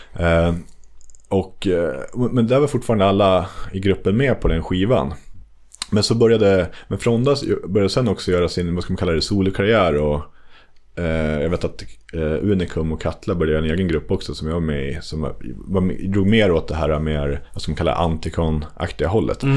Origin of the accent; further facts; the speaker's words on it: Västerås, Västmanland, Sweden; jag är från Bäckby Skälby